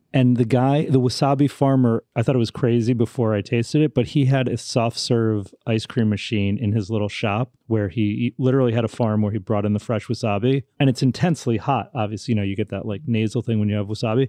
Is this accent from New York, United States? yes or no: yes; Larchmont, New York, United States; I grew up in Larchmont, New York